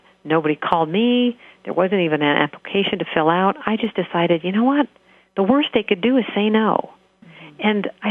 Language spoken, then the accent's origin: English; hometown of The Plain Dealer, Ohio, United States; work for this paper in my hometown where I'm living